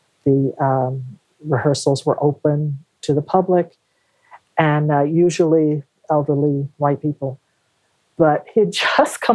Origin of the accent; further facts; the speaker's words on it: United States; being American